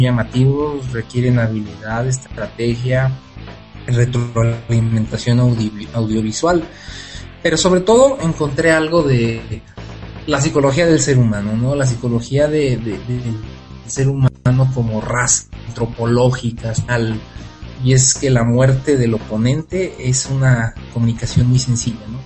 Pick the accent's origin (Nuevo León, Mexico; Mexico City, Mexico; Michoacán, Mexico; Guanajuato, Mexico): Michoacán, Mexico; Morelia